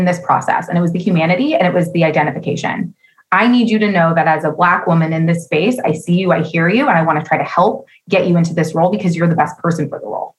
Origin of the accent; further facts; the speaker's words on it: Oakland, California, United States; also born or lived in San Francisco / San Leandro; I was born in San Francisco, raised in Oakland and San Leandro. I now live in San Leandro